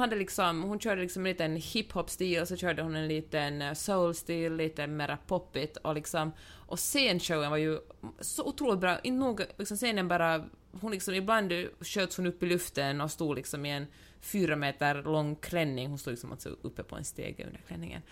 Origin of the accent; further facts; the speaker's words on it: Finland; som finlandssvensk